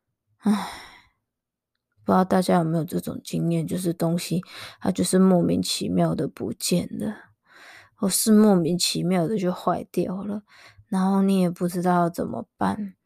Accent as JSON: {"language": "Chinese", "town": "Chiayi", "country": "Taiwan", "also_born_or_lived": "Kaohsiung", "said": "我从我住我嘉义人，然后我就大学就在高雄，而且我跟你说超好笑的，我大学其实最想要读是台中的学校，然后当时我考高雄"}